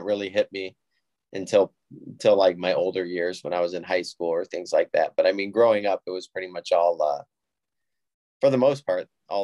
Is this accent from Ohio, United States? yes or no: yes; Toledo, Ohio, United States; also born or lived in Sylvania, Ohio; I'm from the Toledo, Ohio area. I live in Sylvania